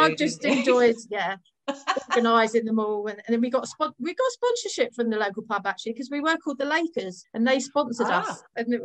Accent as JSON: {"language": "English", "town": "Redhill", "region": "South East England", "country": "United Kingdom", "tie": "born or raised there", "said": "I grew up in Red Hill"}